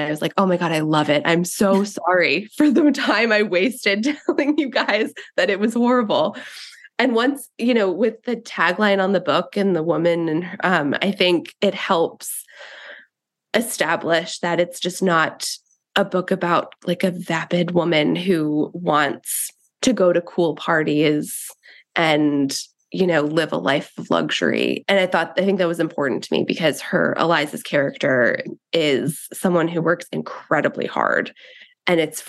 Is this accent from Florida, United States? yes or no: no; New York City, New York, United States; I grew up in Queens in New York